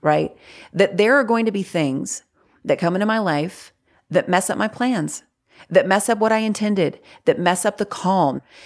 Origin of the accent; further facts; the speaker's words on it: North Carolina, United States; I live in North Carolina. I've lived here my whole life.